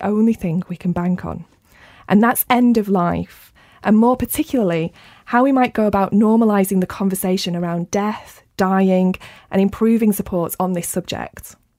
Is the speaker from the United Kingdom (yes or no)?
yes; Rochdale, North West England, United Kingdom; my hometown of Rochdale